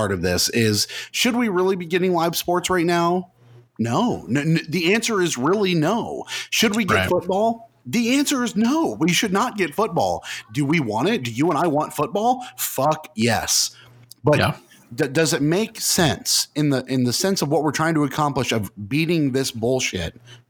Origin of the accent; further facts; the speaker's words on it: United States; Because we're American.